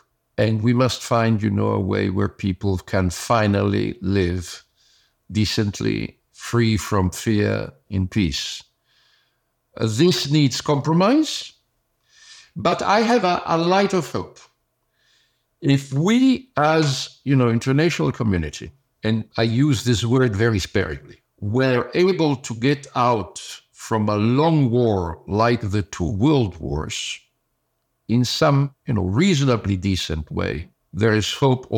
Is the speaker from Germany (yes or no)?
yes; Germany; born there; English is a second language; I was born in Germany. My mother was German. My father was Italian.